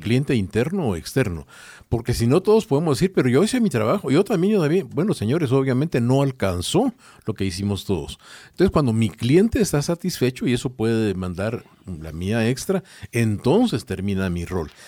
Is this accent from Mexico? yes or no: no; Guatemala; yo soy de Guatemala